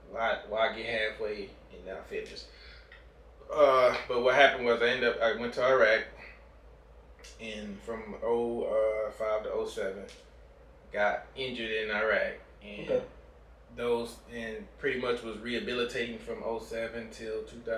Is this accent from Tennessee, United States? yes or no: no; Hope, Arkansas, United States; moved away as an adult; also born or lived in Milwaukee, Wisconsin; I was born in Milwaukee, but most of my life I was in Arkansas. Hope, Arkansas.